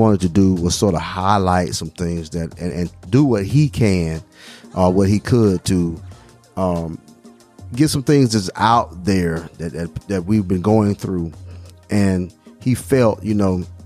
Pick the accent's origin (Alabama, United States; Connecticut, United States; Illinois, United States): Alabama, United States; also born or lived in Mississippi; growing up in Alabama and living some time in Mississippi